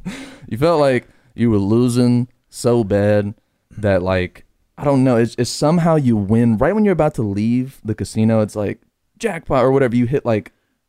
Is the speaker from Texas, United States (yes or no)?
no; Los Angeles, California, United States; moved away as an adult; now in Austin, United States; I come from Van Nuys, right? Which is, and I don't come from the good part of Van Nuys.